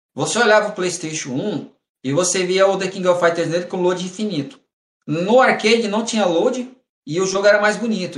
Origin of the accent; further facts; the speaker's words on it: Mato Grosso, Brazil; moved away as an adult; also born or lived in São Paulo; now in Santos, Brazil; Eu nasci em São Paulo e eu cresci no Mato Grosso